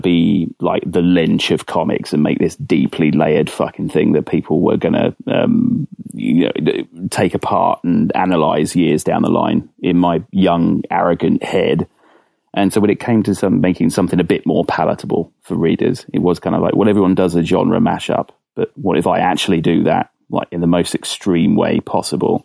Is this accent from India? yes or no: no; Winslow, South East England, United Kingdom; also born or lived in Hammersmith, London / Aylesbury; I was born in Hammersmith in London, and then moved down to a little village called Winslow